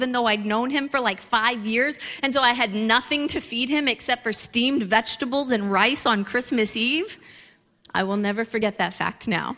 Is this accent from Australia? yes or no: no; Ohio, United States; a couple who grew up in Midwest Ohio